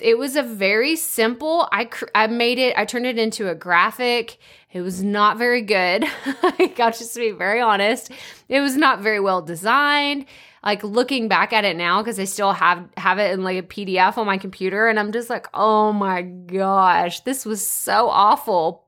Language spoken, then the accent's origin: English; East Texas, United States; accent: East Texas; real thick East Texas accent